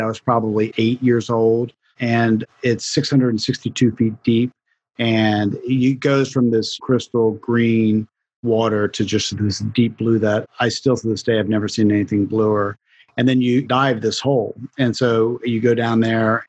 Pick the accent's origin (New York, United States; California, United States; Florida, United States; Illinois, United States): Florida, United States; I grew up in Florida